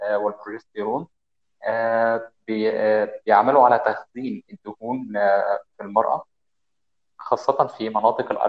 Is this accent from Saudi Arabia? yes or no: no; Monufia Governorate, Egypt; من مصر خاصه من المنوفيه